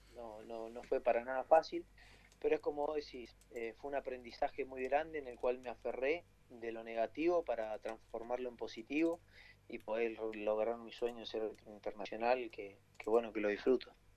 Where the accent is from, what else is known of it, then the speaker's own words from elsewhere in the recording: Argentina; argentinos que somos